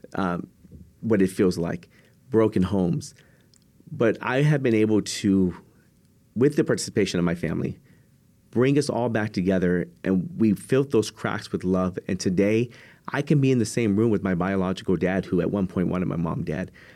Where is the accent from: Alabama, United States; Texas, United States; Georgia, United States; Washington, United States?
Texas, United States; San Antonio; I'm originally from San Antonio, Texas